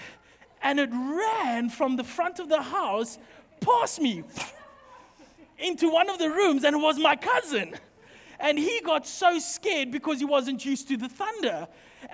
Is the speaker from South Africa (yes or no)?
yes; Highveld, South Africa; now in Western Cape, South Africa; We're from the Highveld, my family